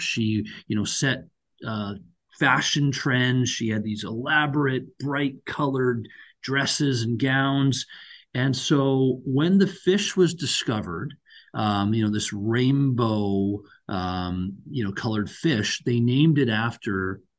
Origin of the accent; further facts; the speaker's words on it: Canada; my parents came over from India, when they were in their 20s. I was born and raised in Canada